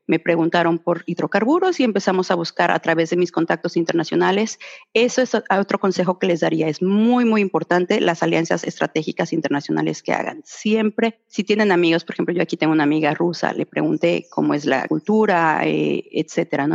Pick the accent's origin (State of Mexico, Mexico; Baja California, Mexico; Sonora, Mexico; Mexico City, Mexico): Mexico City, Mexico; moved away as an adult; now in Australia; yo soy de la Ciudad de México